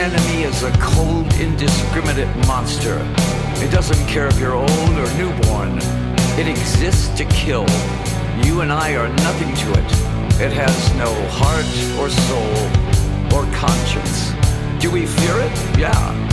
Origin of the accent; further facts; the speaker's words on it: Detroit, Michigan, United States; moved away; I was from Detroit, that was my hometown